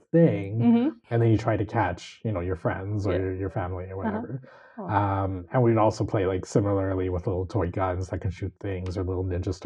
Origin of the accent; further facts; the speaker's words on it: Montreal, Quebec, Canada; now in Sweden; when I was growing up in Montreal and we grew up downtown